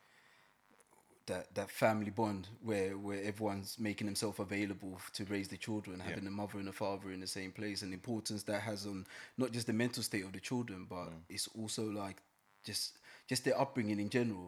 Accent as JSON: {"language": "English", "country": "Sweden", "tie": "born or raised there", "moved": "yes", "said": "I grew up in Sweden, and being one of the only, well, I was the only black kid in my school at the time, in primary school"}